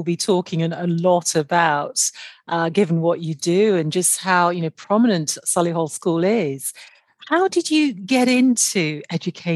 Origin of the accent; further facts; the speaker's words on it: Nigeria; in Nigeria, where I'm from